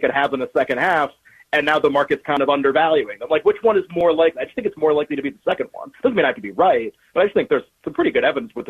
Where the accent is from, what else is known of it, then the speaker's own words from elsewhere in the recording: Massachusetts, United States; I grew up in New England, grew up in Massachusetts.